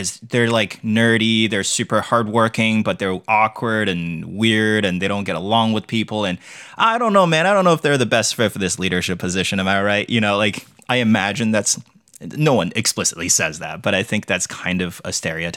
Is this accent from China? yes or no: yes; China; moved away as an adult; now in United States; I grew up in China